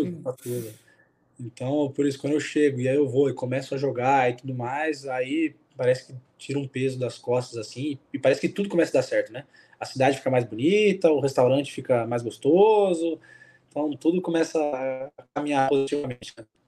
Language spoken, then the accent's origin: Portuguese; Brazil; moved away as an adult; also born or lived in Lyon, France / Molenbeek, Belgium; now in Belgium; eu era brasileiro